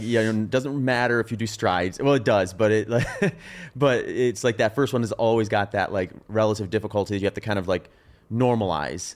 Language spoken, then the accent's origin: English; Wisconsin, United States; also born or lived in Phoenix; now in Austin, United States; growing up in Wisconsin, we had humid summers